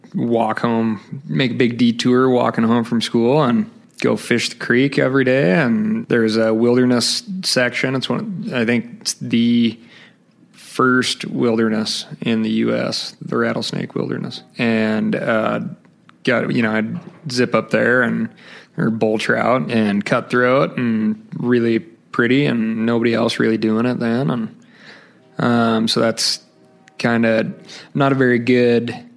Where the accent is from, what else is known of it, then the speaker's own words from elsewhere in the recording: Missoula, Montana, United States; also born or lived in Billings, Montana; I was born and raised in, uh, well, Billings, Montana. So I'm a Montana native. Did most of my growing up in Missoula